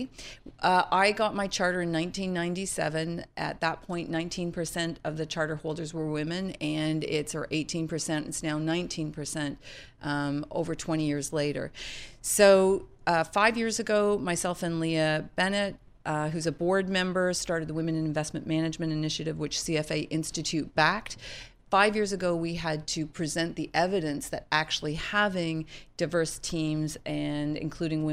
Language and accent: English; Toronto, Ontario, Canada; moved away as an adult; now in Charlottesville, United States; I'm Canadian, but now the global CEO. And I would say my roots in Toronto